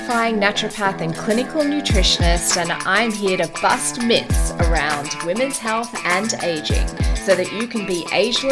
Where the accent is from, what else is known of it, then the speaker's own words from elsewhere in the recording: Queensland, Australia; as a Queenslander